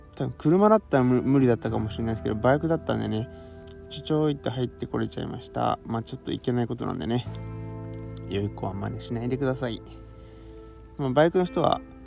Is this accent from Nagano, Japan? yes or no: no; Kawasaki, Kanagawa, Japan; 僕の生まれ育った川崎市